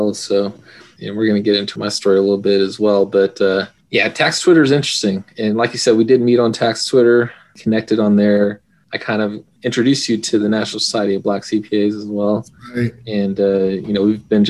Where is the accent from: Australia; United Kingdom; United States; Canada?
United States; Phoenix, Arizona; I'm from Phoenix, Arizona